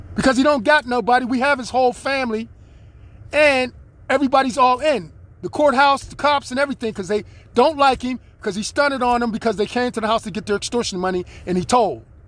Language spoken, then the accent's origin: English; United States; I'm an American citizen